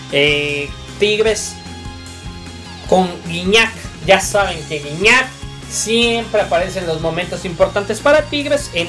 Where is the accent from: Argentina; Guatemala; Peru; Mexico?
Mexico; Porque somos mexicanos, hay que apoyar a los equipos mexicanos.